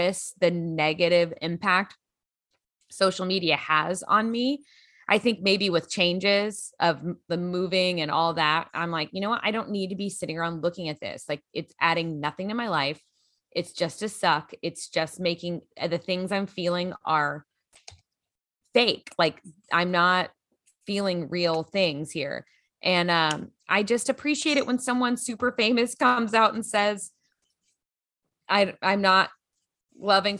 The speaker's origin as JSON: {"language": "English", "town": "Grand Prairie", "region": "Texas", "country": "United States", "tie": "born or raised there", "also_born_or_lived": "Los Angeles", "moved": "yes", "said": "From my hometown, Grand Prairie, Texas"}